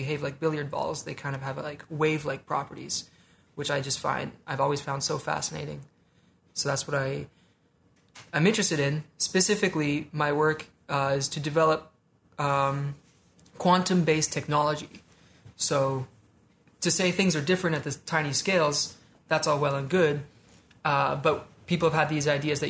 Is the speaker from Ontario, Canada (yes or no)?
yes; Ottawa, Ontario, Canada; moved away as an adult; also born or lived in Comox, British Columbia / Vancouver; My dad was in the military, so we moved around a bunch, and we ended up in Ottawa, where I grew up